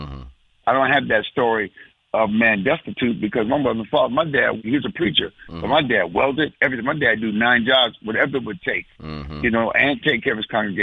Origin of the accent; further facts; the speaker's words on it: Benton Harbor, Michigan, United States; I'm from Benton Harbor, Michigan, which is about 90 miles from Chicago